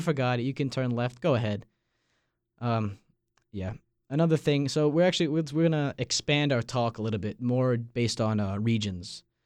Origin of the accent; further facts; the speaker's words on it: Massapequa Park, New York, United States; moved away as an adult; now in Raleigh, United States; my hometown, Massapequa Park